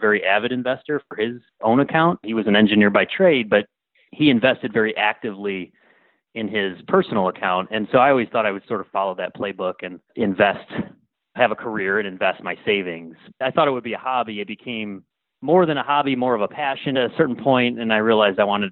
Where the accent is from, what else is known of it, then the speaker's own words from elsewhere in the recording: Buffalo, New York, United States; moved away as an adult; now in Raleigh, United States; I grew up in the Buffalo, New York area. Went to school down here in North Carolina State and have been down here since 2000